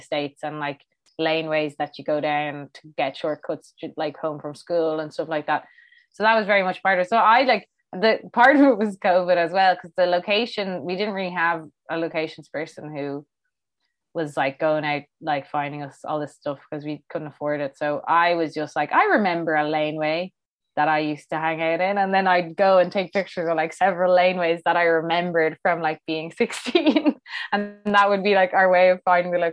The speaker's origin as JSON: {"language": "English", "town": "Dublin", "region": "Leinster", "country": "Ireland", "said": "I'm from Fairview."}